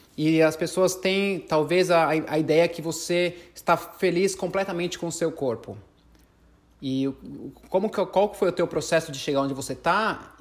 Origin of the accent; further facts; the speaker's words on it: Brazil; a gente é brasileiro